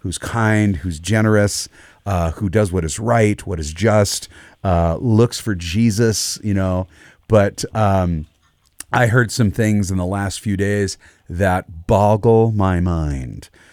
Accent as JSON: {"language": "English", "country": "United States", "said": "I'm an American. That's where I live."}